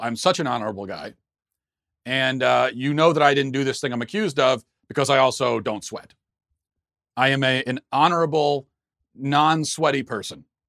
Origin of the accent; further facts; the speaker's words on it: United States; I'm an American